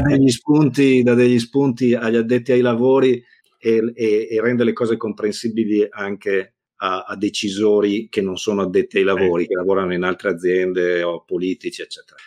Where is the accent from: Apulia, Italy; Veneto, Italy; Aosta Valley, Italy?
Veneto, Italy; Negrar; io sono nato a Negrar, provincia di Verona